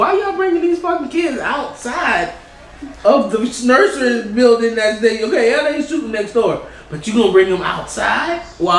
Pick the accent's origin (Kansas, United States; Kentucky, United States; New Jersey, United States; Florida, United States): Florida, United States; Miami; Being that I'm from Miami like yourself